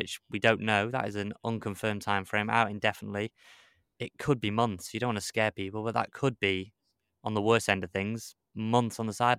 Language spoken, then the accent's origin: English; Wrexham, Wales, United Kingdom; It was just about everything that comes with living and growing up in Wrexham and struggle